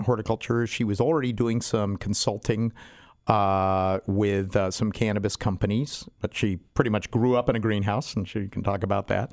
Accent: San Diego, California, United States; I went to school, I grew up in University City, went to, uh, Spreckles Elementary and Stanley Junior High

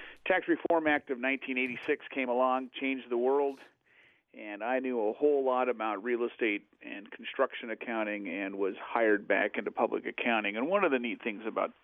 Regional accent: Oregon, United States; I grew up in Oregon.

